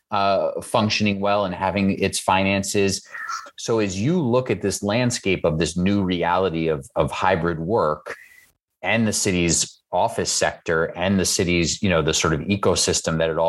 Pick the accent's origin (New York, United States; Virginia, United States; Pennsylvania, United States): New York, United States; New York City; I'm from Queens